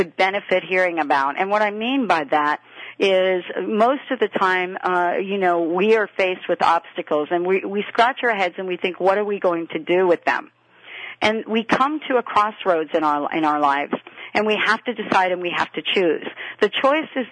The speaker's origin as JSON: {"language": "English", "region": "New York", "country": "United States", "tie": "born or raised there", "said": "I grew up in New York"}